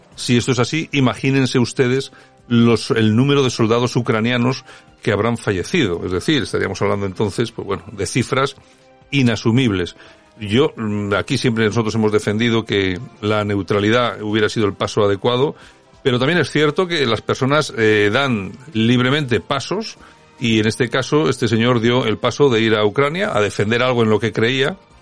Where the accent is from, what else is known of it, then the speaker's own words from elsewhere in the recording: Spain; nosotros como españoles